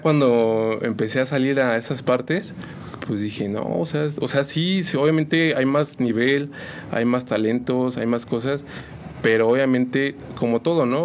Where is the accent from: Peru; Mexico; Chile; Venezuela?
Mexico; San Juan del Río, Querétaro; soy originario de aquí, de San Juan del Río. Este, pues aquí he estado realmente toda mi vida